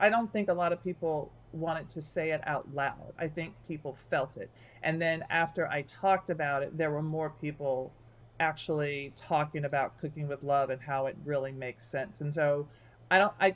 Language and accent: English; the South, United States; I'm from the South